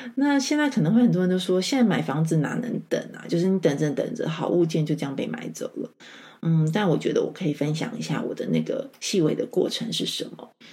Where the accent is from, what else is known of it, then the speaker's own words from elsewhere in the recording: Taichung, Taiwan; moved away as an adult; now in Taipei, Taiwan; 我是台中长大的孩子